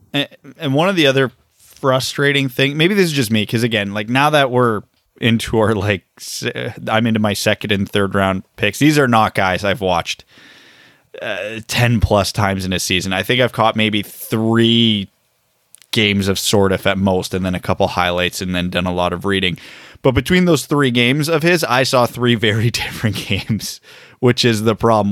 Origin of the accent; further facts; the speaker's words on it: Canada; us as Canadian hockey fans who cheer for an American team